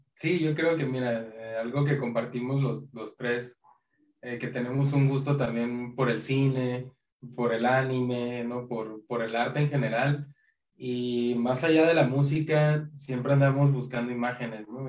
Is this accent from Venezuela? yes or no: no; Tijuana, Baja California, Mexico; nos pasó lo que a muchas bandas fronterizas le pasa, ¿no? De Tijuana